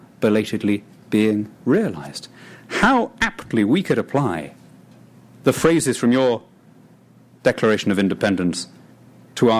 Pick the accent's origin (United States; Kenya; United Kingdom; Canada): United Kingdom; as a British patriot, brought up in that tradition